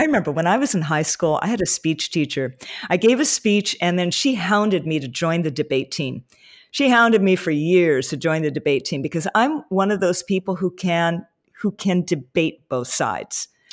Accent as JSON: {"language": "English", "region": "Hawaii", "country": "United States", "tie": "born or raised there", "said": "growing up in Hawaii"}